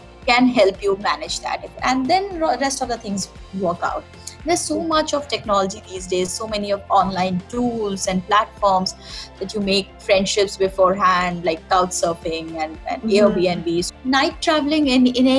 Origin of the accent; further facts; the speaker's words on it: India; being an Indian